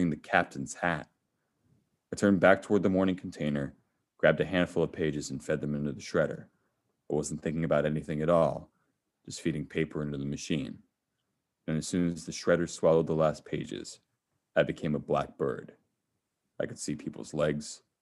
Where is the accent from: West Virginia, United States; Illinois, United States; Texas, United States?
Illinois, United States; Chicago; I'm from Chicago